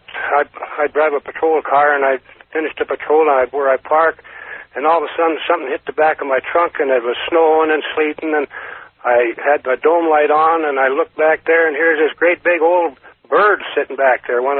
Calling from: Carson City, Nevada, United States; from Carson City.

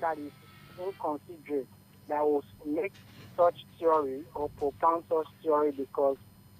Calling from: Lagos, Nigeria; I'm calling from Lagos.

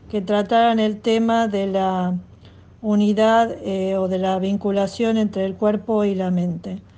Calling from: Buenos Aires, Argentina; de Buenos Aires.

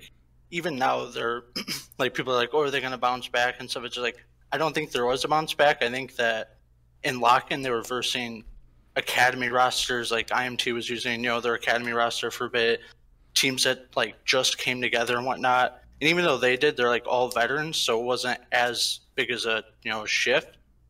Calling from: Chicago, Illinois, United States; Chicago, Illinois.

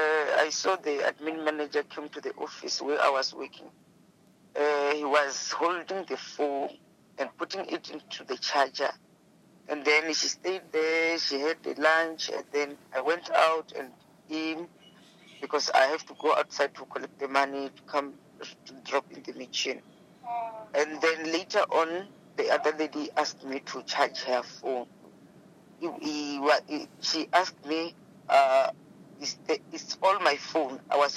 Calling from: Johannesburg, Gauteng, South Africa; I'm from Johannesburg, Deep Slot.

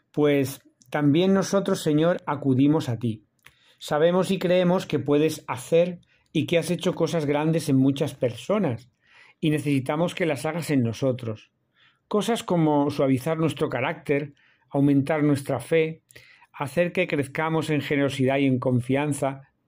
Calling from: Seville, Andalusia, Spain; de la Fraternidad Misionera Verbunday. Os hablo desde Sevilla, hoy jueves 18 de enero.

